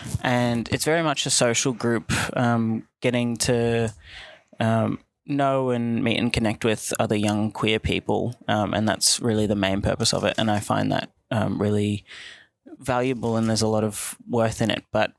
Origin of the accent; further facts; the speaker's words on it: Werribee, Victoria, Australia; I'm from Werribee.